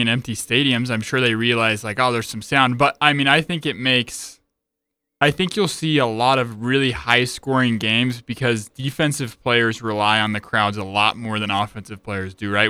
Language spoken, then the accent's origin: English; Utah, United States; I grew up in Utah